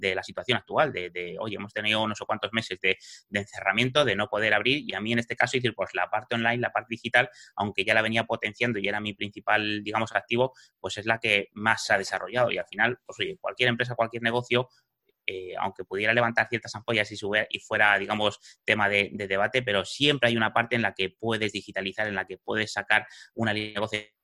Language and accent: Spanish; Madrid, Community of Madrid, Spain; moved away as an adult; now in Fuerteventura, Spain; soy madrileño, he vivido en Madrid toda mi vida, eh, hasta hace cuatro años